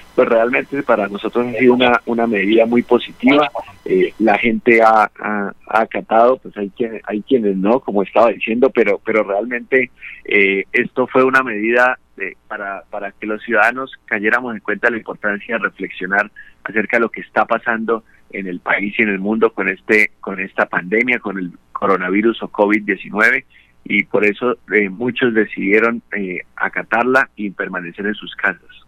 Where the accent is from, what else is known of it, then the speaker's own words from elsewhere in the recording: Bucaramanga, Santander, Colombia; yo soy de Bucaramanga